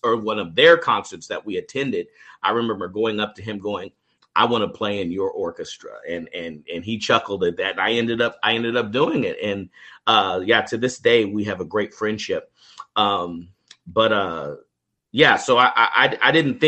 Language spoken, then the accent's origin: English; Kansas City, Kansas, United States; moved away as an adult; now in Texas, United States; I was born and raised in Kansas City, Kansas. I grew up there in the public KCK public schools